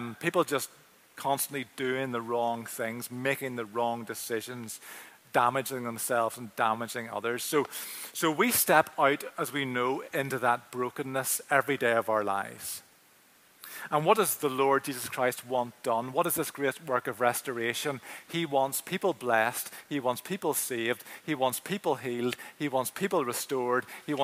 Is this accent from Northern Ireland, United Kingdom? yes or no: yes; Belfast, Northern Ireland, United Kingdom; the church that I grew up with in Finian's, top of the Craigor Road in East Belfast